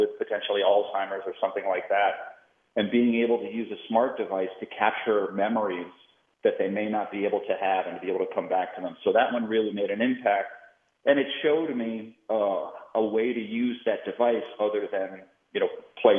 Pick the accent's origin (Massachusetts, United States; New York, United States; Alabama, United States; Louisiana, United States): Massachusetts, United States; Boston; I grew up in Boston